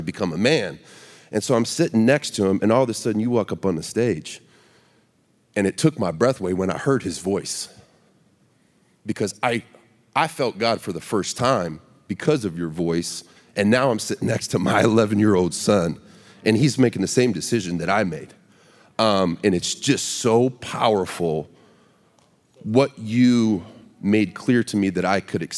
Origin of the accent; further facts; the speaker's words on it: Baton Rouge, Louisiana, United States; I grew up in Baton Rouge, Louisiana